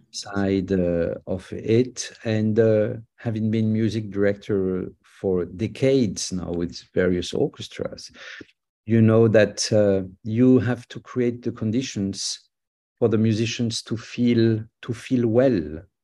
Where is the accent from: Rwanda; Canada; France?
France; I'm a French conductor